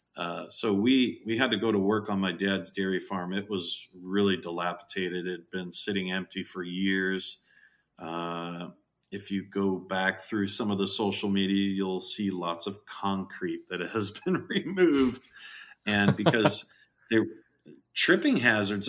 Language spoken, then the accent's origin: English; Southern California, United States; I was born in Southern California